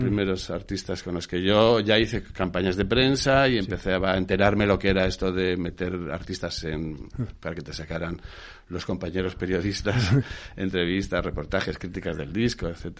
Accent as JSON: {"language": "Spanish", "town": "Madrid", "region": "Community of Madrid", "country": "Spain", "tie": "born or raised there", "also_born_or_lived": "Burgos / Western Sahara", "said": "Nací en Burgos, efectivamente, pero de pequeño mi padre es militar, era, porque murió. Eh, de pequeño ya nos trasladamos a vivir a Madrid"}